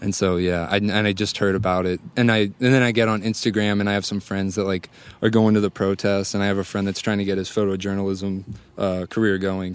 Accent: St. Louis, Missouri, United States; I'm from Saint Louis.

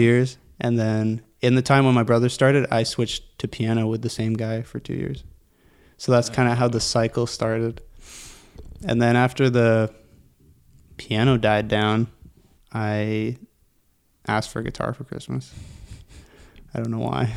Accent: Pickering, Ontario, Canada; also born or lived in Whitby, Ontario; Lived in Durham region my whole life

